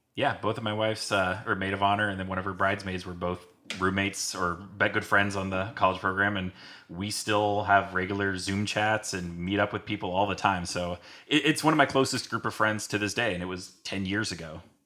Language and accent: English; San Diego, California, United States; moved away; I grew up in San Diego, California